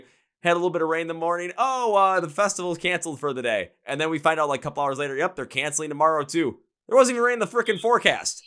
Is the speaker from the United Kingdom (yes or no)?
no; Midwest, United States; Midwest where I'm